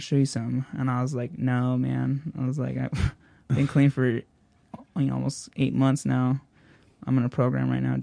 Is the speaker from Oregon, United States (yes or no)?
yes; Bend, Oregon, United States; moved away; I pull into my hometown